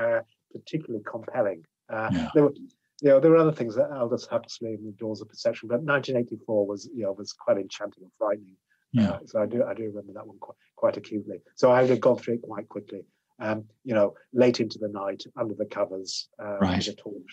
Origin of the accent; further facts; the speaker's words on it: Yorkshire and the Humber, United Kingdom; the way I was brought up in Yorkshire, there were two bits of my life.